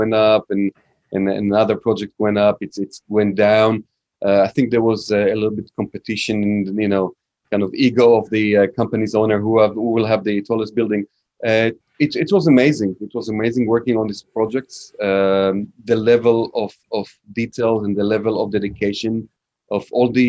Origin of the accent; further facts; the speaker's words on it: Tel Aviv, Tel Aviv District, Israel; moved away as an adult; also born or lived in New York City; now in United States; So I'm from Israel. I'm from Tel Aviv, Israel. I was raised over there.